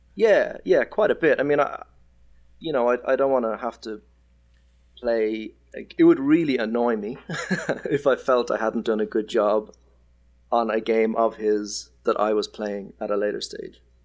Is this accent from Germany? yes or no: no; Ireland; moved away as an adult; now in Perth, Australia; I am Irish